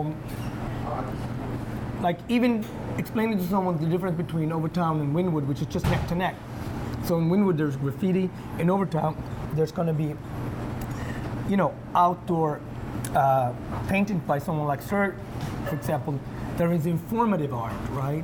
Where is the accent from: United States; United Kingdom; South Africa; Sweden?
Sweden; moved away; also born or lived in Ethiopia; When I grew up in Sweden